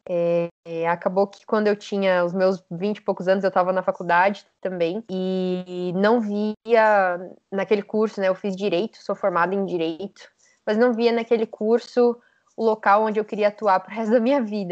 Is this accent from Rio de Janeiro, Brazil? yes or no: no; São Paulo, Brazil; also born or lived in Rio Branco, Acre; eu sou de São Paulo, estou morando aqui em São Paulo agora, mas na verdade eu nasci em Rio Branco, no Acre